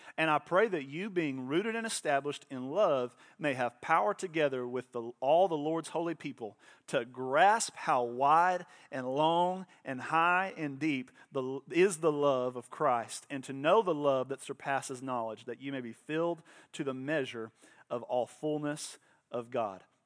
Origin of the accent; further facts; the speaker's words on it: Oklahoma, United States; I was born in Oklahoma.